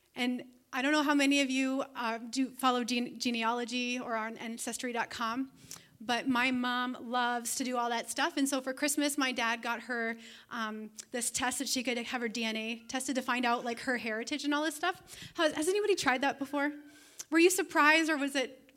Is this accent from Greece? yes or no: no; Canada; moved away as an adult; also born or lived in Toronto, Ontario; now in Siren, Wisconsin, United States; I am actually a Canadian citizen. I am an alien resident here in America.